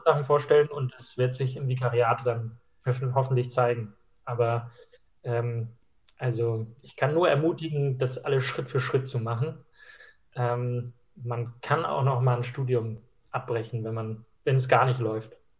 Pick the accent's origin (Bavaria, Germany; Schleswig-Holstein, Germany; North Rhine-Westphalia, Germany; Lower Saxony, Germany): Schleswig-Holstein, Germany; moved away; Ich komme ursprünglich aus Schleswig-Holstein